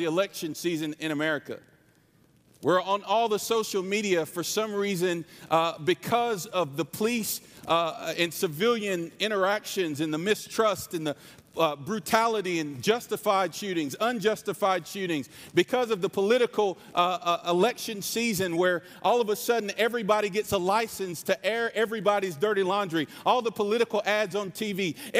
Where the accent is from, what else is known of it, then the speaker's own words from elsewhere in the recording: North Carolina, United States; I say y'all, I'm from North Carolina. This is my real accent